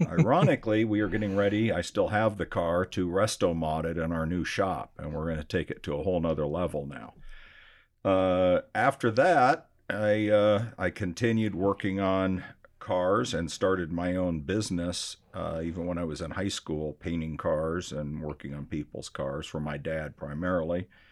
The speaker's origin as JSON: {"language": "English", "town": "Scottsdale", "region": "Arizona", "country": "United States", "tie": "born or raised there", "also_born_or_lived": "Michigan", "said": "I grew up here in Scottsdale, Arizona. I was born in Michigan"}